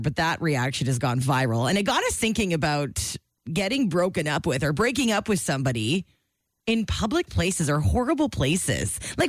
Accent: Calgary, Alberta, Canada; I grew up in Calgary. We had a ski hill right in the city.

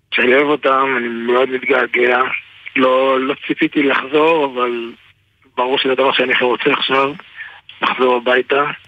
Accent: Israel; moved away as an adult; now in Boyarka, Ukraine; אני ישראלי

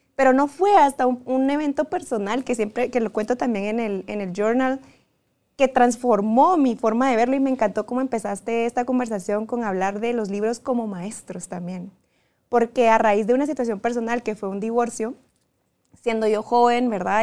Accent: Guatemala; moved away as an adult; fue la primera vez que me fui de Guatemala

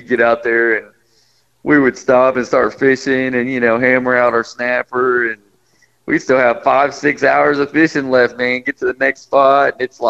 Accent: Chihuahua, Mexico; first language Spanish; English is a second language; also born or lived in Mexico City; now in United States; Yep, I was born in Mexico City, Mexico, and then we lived in Chihuahua for several years, and finally came back to the States. But my first words were in Spanish.

